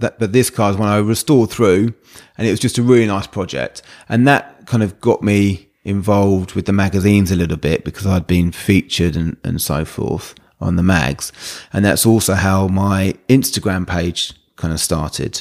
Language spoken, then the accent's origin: English; Brighton, South East England, United Kingdom; growing up around the Brighton area